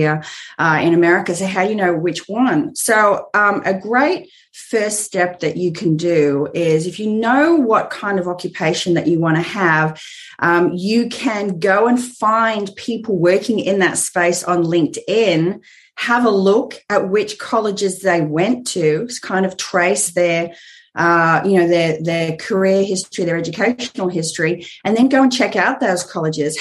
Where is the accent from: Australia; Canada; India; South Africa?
Australia; moved away as an adult; now in Southern California, United States; you could tell by the accent that I live in Southern California, but I'm actually Australian